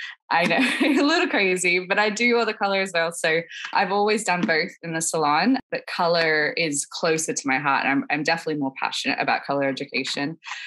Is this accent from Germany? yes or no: no; Sydney, New South Wales, Australia; moved away as an adult; also born or lived in Long Beach, California / Dallas, Texas; now in Brooklyn, United States; I'm from Sydney, Australia. So born and raised in Sydney, and then I've lived in America 12 years now. So I feel like that's a third of my life in America now.